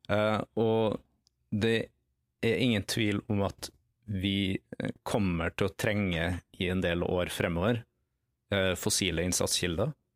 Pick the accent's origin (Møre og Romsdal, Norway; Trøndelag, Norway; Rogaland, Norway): Møre og Romsdal, Norway; Nordmøre; accent: Nordmøre dialect; for de som eh, identifiserer fra dialekta mi at jeg er fra Nordmøre et sted, så har de helt riktig.